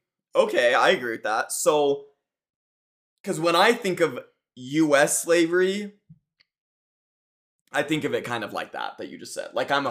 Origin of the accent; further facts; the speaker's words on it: United States; I don't know if I'm pro-American, but I am American.